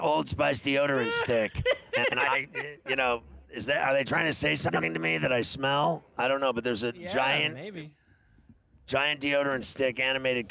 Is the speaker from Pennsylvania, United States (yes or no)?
yes; Pittsburgh, Pennsylvania, United States; when I grew up in Pittsburgh, my dad worked at U.S. Steel